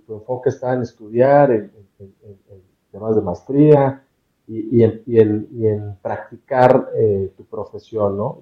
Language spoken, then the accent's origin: Spanish; Mexico; soy mexicano